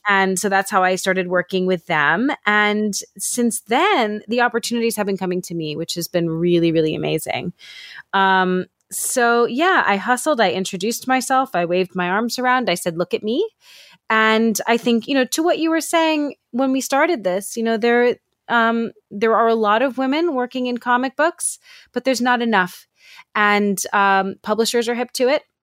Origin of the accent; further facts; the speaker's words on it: New York City, New York, United States; moved away; I'm from New York City originally, and my dad still lives walking distance from the Javits Center